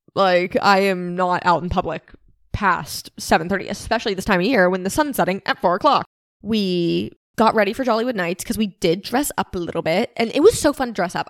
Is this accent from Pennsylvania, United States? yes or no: yes; Pennsylvania, United States; we're from Pennsylvania